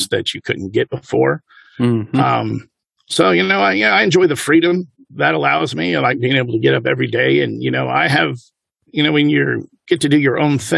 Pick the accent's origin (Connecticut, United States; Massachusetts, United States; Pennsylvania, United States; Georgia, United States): Georgia, United States; Atlanta; moved away as an adult; now in Houston, United States; I grew up in Atlanta